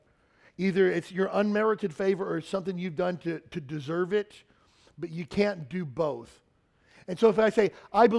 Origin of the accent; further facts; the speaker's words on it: Western Kentucky, United States; now in Honolulu, United States; I grew up in Western Kentucky